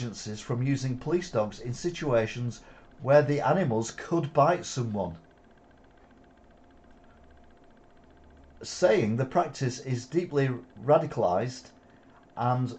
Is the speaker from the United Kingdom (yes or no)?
yes; United Kingdom; now in Wigan, United Kingdom; I'm British